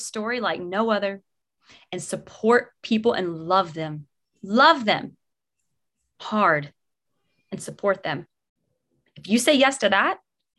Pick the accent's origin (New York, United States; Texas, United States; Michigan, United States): Texas, United States; now in New Jersey, United States; I'm in New Jersey, but I'm from Texas.